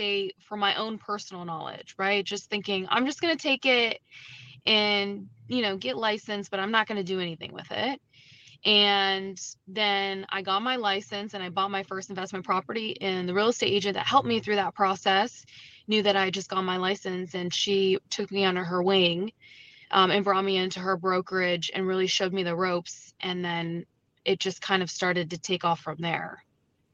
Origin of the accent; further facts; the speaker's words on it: St. Johns County, North Florida, United States; moved away as an adult; now in St. Lucie County, Florida, United States; I'm just from St. John's County up in North Florida